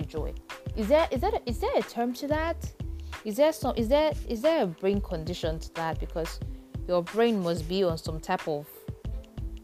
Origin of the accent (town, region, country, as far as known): Nigeria